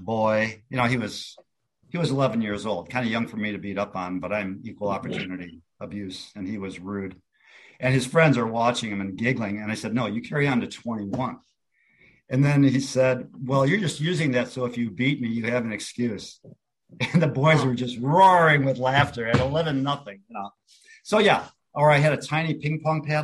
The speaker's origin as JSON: {"language": "English", "town": "Cicero", "region": "Illinois", "country": "United States", "tie": "born or raised there", "also_born_or_lived": "Minnesota / Decatur, Illinois", "moved": "as an adult", "said": "I'm from the Chicago area. I grew up in Cicero, and I went to school in Decatur, Illinois"}